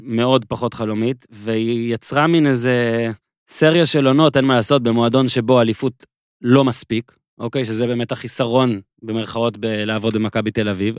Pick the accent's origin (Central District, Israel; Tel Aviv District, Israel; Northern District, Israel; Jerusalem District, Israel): Northern District, Israel; Nahariya; moved away; אני זוכר את נהריה כילד כשגדלתי. בצפון